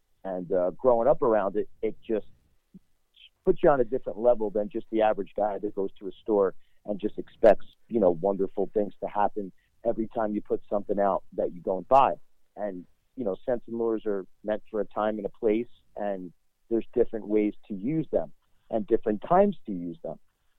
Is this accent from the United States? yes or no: yes; New Jersey, United States; Well, I grew up in a huge hunting family. Even though I come from New Jersey, I come actually from the biggest city in New Jersey, but my whole family hunted.